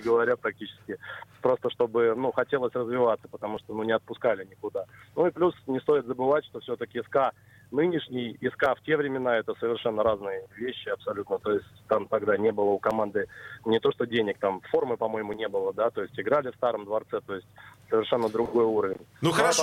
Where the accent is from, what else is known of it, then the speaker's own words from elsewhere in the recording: Kolpino, Saint Petersburg, Russia; moved away; also born or lived in Moscow; я родился в Колпино